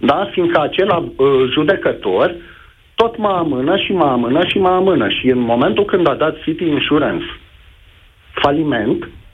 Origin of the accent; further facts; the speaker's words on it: Neamț County, Romania; sunt din Neamț